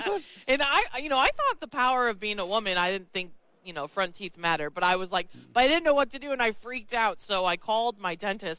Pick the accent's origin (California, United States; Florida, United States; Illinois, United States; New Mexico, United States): New Mexico, United States; moved away; also born or lived in New York; I came from the New York market, even though I grew up in New Mexico.